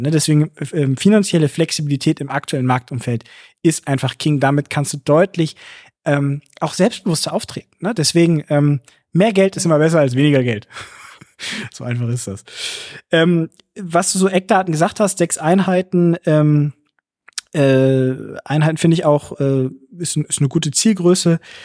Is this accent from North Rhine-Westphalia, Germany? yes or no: no; Hamburg, Germany; mich als Hamburger